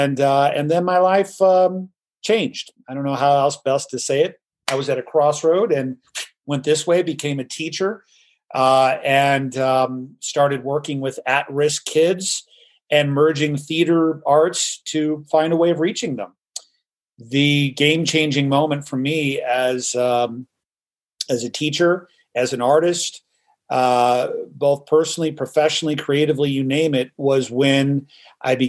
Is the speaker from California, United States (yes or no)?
yes; Los Angeles, California, United States; moved away as an adult; also born or lived in New York City; born and raised in Hollywood, California